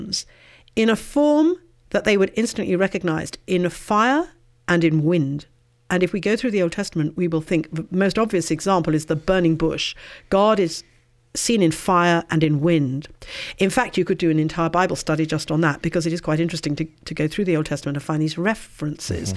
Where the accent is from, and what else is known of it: England, United Kingdom; accent: English